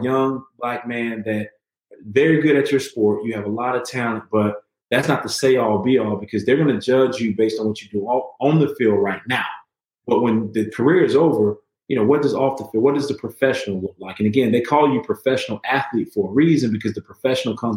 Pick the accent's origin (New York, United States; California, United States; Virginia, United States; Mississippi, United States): Mississippi, United States; Moss Point; growing up in Moss Point